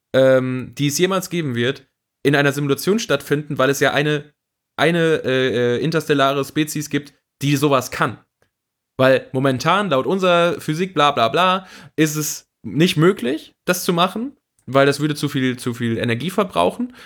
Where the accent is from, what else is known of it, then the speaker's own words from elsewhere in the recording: Siegerland, North Rhine-Westphalia, Germany; now in Cologne, Germany; ich bin ja nach Köln gezogen, ich komme aus dem Siegerland